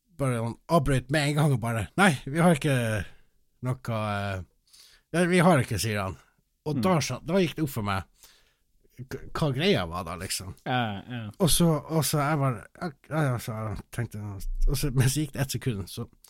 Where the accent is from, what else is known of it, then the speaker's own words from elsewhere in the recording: Finnmark, Norway; moved away; jeg var hjemme i Finnmark.